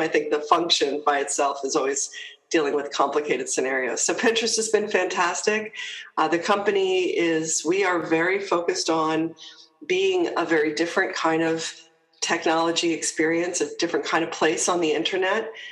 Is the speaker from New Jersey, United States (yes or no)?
yes; New Jersey, United States; moved away as an adult; also born or lived in Toronto, Canada / Hong Kong / United Kingdom; I'm a Jersey girl, though, so I'm, uh, I'm, I'm originally from New Jersey